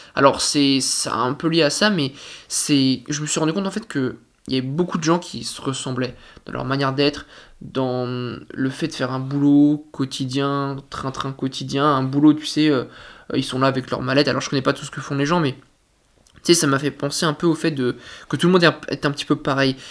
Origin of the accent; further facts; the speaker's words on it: France; en tant que Français